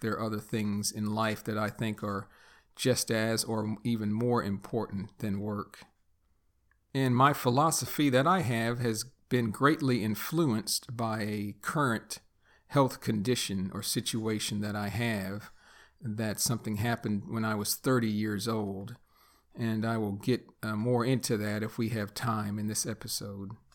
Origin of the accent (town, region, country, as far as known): United States; born or raised there; first language English; also born or lived in Texas